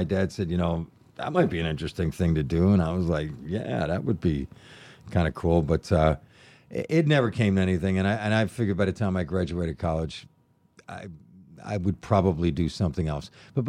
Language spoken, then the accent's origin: English; Buffalo, New York, United States; now in Los Angeles, United States; I'm a Buffalo guy.